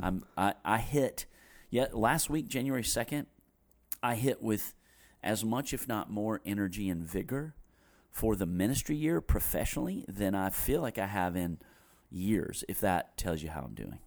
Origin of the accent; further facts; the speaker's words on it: Greensboro, North Carolina, United States; I grew up in Greensboro and it was at the church I grew up in, Westover Church